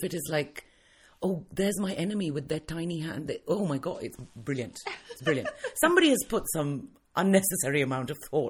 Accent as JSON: {"language": "English", "region": "England", "country": "United Kingdom", "tie": "born or raised there", "also_born_or_lived": "India", "said": "Because I grew up in England as a child and then I went back to India with my mother once my parents got divorced. So I spent a lot of my childhood there and then I came back to the UK when I was older."}